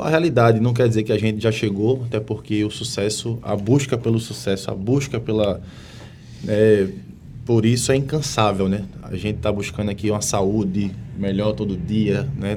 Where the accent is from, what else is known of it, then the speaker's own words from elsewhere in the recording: Pernambuco, Brazil; moved away as an adult; now in Manaus, Brazil; eu sou pernambucano, mas estou aqui em Manaus há 12 anos